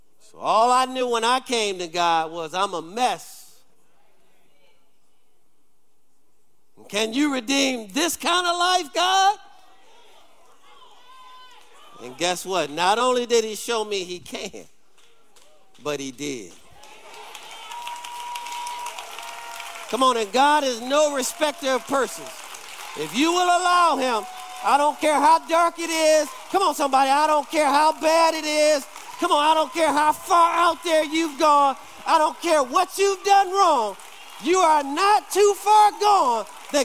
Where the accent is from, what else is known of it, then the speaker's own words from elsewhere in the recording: Detroit, Michigan, United States; I grew up, if you know about Detroit, I grew up on Dexter and Davidson